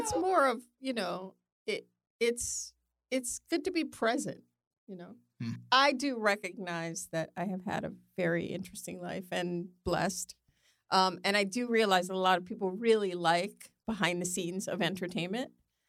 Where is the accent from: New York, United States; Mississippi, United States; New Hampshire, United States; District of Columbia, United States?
New York, United States; New York City; moved away as an adult; now in Los Angeles, United States; I'm from New York.